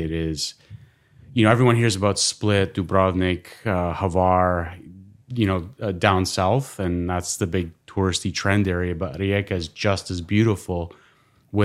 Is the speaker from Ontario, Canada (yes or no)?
yes; Toronto, Ontario, Canada; born there; I was born here in Toronto.